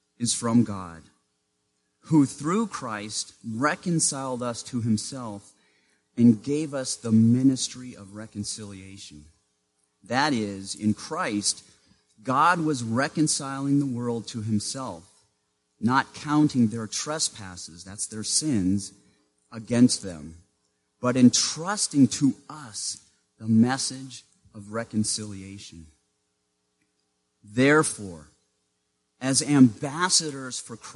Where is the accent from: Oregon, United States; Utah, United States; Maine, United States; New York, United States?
Maine, United States; born or raised there